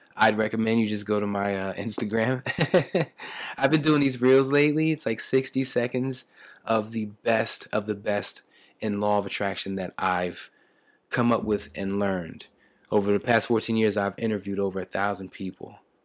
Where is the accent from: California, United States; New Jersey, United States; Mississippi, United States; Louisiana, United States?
New Jersey, United States; Camden; I was born and raised in Camden, New Jersey